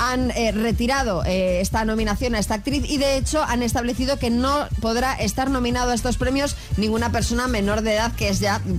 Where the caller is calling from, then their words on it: Tenerife, Canary Islands, Spain; de Tenerife.